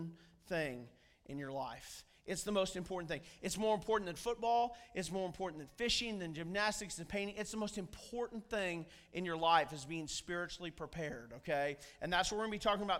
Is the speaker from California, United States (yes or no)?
no; Missouri, United States; I'm from Missouri